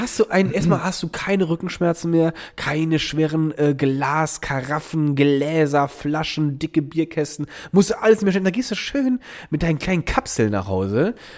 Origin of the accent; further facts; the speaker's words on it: Germany; moved away; Rheinland-Pfalz und Nordrhein-Westfalen, weil es auch aus meiner Heimat, äh, in meiner Heimat passiert ist. Ich war aber selber gar nicht